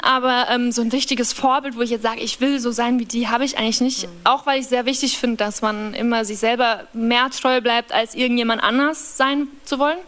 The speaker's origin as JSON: {"language": "German", "area": "Upper Palatinate", "region": "Bavaria", "country": "Germany", "tie": "born or raised there", "moved": "yes", "lives_now": "Berlin, Germany", "said": "Aus einem sehr, sehr, sehr, sehr, sehr, sehr, sehr, sehr kleinen Dorf, ähm, in der Oberpfalz kam, heißt es. Ähm, und das Dorf, wo ich aufgewachsen bin, heißt Kamünza."}